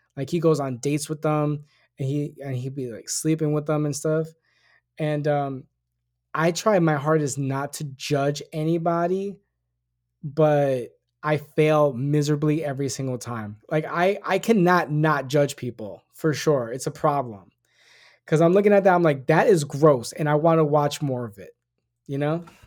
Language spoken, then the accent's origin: English; New York City, New York, United States; I grew up in the Bronx.